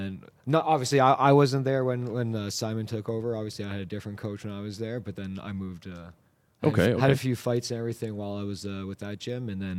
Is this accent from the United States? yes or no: no; Toronto, Ontario, Canada; now in Calgary, Canada; Yeah, so I'm originally from Toronto.